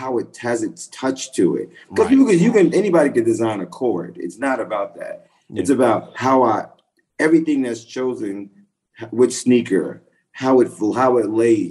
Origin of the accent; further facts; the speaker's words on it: Hempstead, New York, United States; I grew up in Hempstead, Long Island